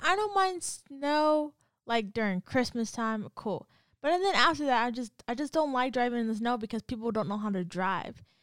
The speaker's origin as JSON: {"language": "English", "region": "California", "country": "United States", "moved": "as an adult", "said": "I'm from Cali"}